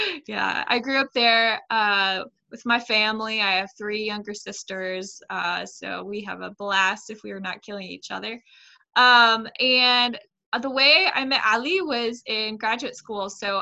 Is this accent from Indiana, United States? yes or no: yes; Indiana, United States; I grew up in the United States, specifically in Indiana. If you know anything about Indiana, it's a small rural area. So yeah, so all the stereotypes. I don't think I sound Southern. Some people may catch an accent